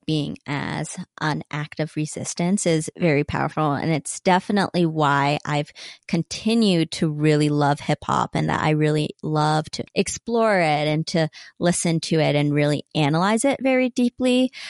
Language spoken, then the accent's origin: English; Salt Lake City, Utah, United States; I was born in Poplar Grove, which is right on the border of Glendale, still, like, West Side area. And then I eventually moved to Glendale